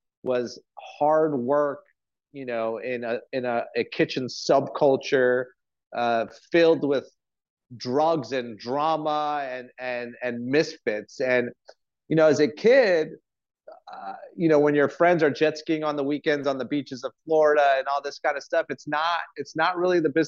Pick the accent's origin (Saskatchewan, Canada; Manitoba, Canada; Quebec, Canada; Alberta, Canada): Quebec, Canada; Montreal; moved away; also born or lived in France; I'm one of those kitchen rats that I grew up in the family industry. I'm from Montreal